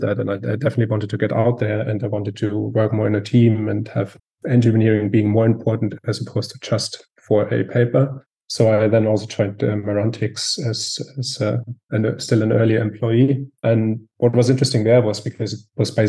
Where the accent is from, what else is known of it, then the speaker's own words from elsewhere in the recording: Southern Germany, Germany; I'm also from Germany, southern Germany.